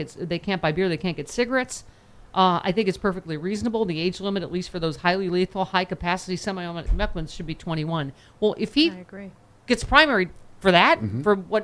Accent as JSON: {"language": "English", "town": "Buffalo", "region": "New York", "country": "United States", "tie": "born or raised there", "said": "my hometown, Buffalo"}